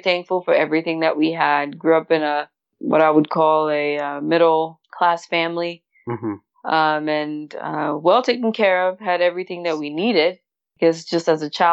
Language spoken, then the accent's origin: English; Douala, Littoral, Cameroon; moved away as an adult; also born or lived in Limbe, Cameroon / Curaçao; now in United States; I grew up in Cameroon, just like you mentioned, born and raised in Douala